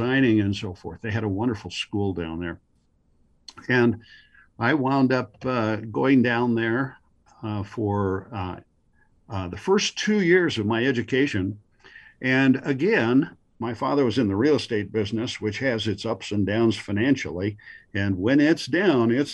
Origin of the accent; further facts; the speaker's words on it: Denver, Colorado, United States; also born or lived in Siloam Springs, Arkansas; I wound up in South Denver and grew up in that area, went to Denver Christian schools for a while